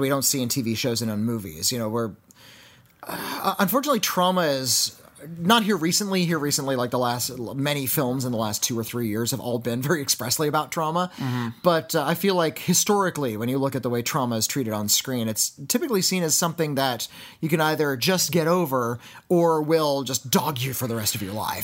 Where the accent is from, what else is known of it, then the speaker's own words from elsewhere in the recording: United States; I'm American